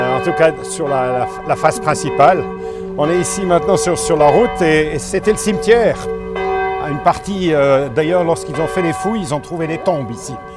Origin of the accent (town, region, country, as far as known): Sierre, Valais, Switzerland; born or raised there